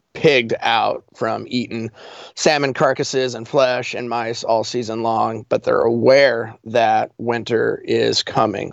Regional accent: Colorado, United States; moved away as an adult; now in Alaska, United States; I'm originally from Colorado

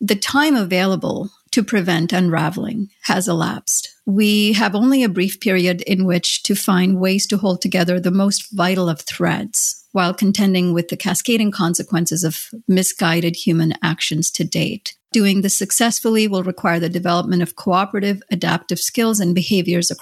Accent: India; I grew up in India

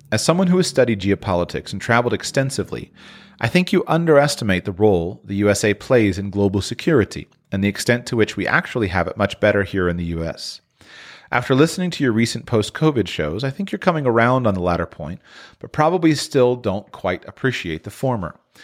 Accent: United States; moved away as an adult; my own native country of the United States.

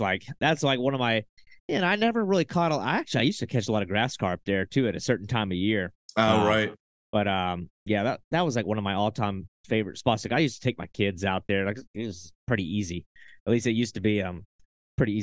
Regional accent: Santee Cooper system, South Carolina, United States; I grew up around the Santee Cooper system

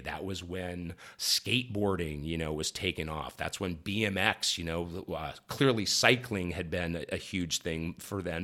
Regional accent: Columbus, Ohio, United States; moved away; also born or lived in Akron, Ohio / Southern California; I was born in Akron, Ohio, mm-hmm. raised mm-hmm. right around Columbus

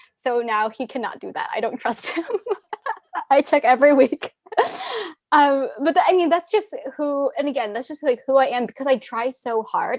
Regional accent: Arizona, United States; growing up in Arizona, we had a lot of landfills

